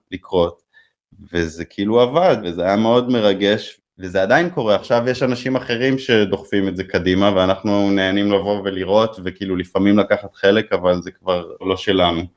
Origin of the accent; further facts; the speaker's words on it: Haifa, Haifa District, Israel; כשגדלנו שם בתיכון ועשינו גרפיטי